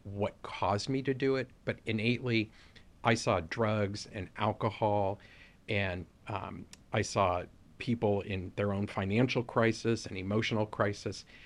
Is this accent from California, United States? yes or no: yes; Los Angeles, California, United States; we grew up in Southeast L A, in a predominantly Black community.